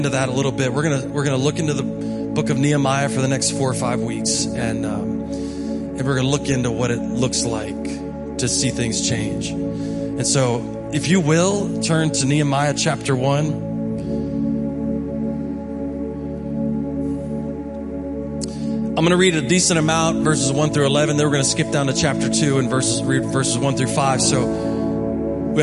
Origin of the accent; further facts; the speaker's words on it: Hedgesville, West Virginia, United States; from Hedgesville